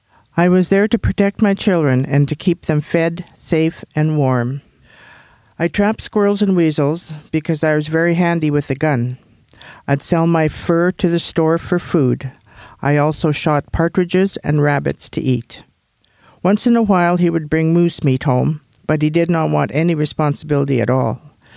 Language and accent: English; Alberta, Canada; first language Cree; English is a second language; was a hamlet of about 300 people, of which a majority were Aboriginal. When I started school in 1927, I couldn't speak English because our language spoken at the time was Cree.